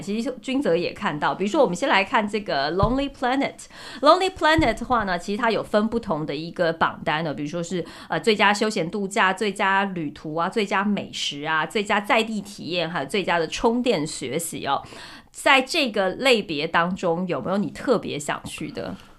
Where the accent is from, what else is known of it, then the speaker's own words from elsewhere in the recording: Taiwan; moved away as an adult; also born or lived in Hong Kong / Europe; 我从小只在就是台湾长大读书嘛，嗯。然后我是读完大学我才出国读书，可是我在欧洲读书